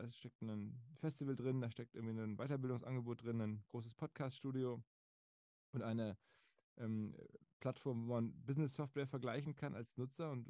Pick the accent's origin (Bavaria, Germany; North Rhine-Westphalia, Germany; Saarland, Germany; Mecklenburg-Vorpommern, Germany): North Rhine-Westphalia, Germany; Essen; moved away as an adult; now in Hamburg, Germany; Ich bin aufgewachsen in Essen, entsprechend als Rot-Weiß-Fan.